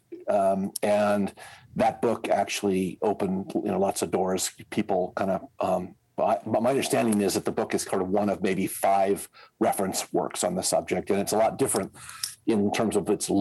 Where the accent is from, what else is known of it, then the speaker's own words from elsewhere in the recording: Indiana, United States; accent: American; moved away as an adult; now in Switzerland; I'm an American, as you can probably hear from my accent. I grew up in Indiana